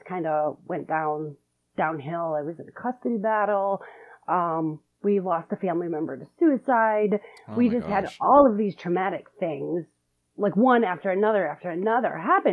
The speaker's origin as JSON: {"language": "English", "town": "Detroit", "region": "Michigan", "country": "United States", "said": "I am from Metro Detroit, Michigan"}